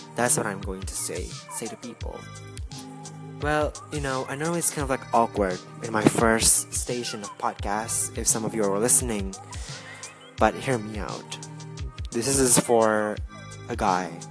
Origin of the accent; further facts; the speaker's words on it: Jakarta, Indonesia; I am from Jakarta, Indonesia